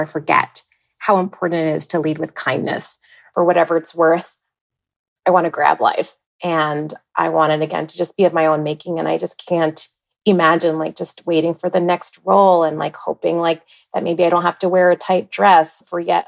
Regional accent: East Coast, United States; moved away as an adult; also born or lived in Ithaca; now in Minneapolis, United States; I was born and raised on the East Coast.

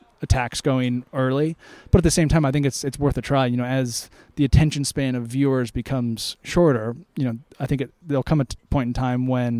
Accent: United States; being an American

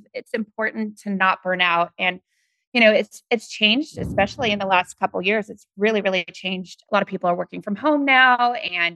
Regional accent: the Northwest, Pacific Northwest, United States; I'm from the Northwest.

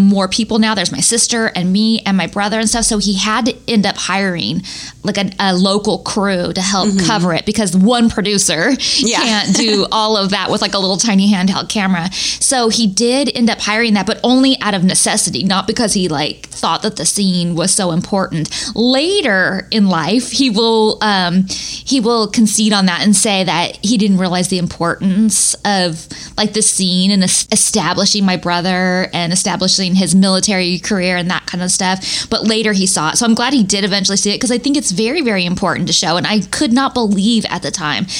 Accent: Northern California, United States; I am from Northern California

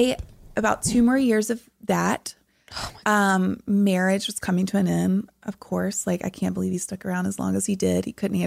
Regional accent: the South, United States; And that again, growing up in the South, everything was about appearance and looking a certain way.

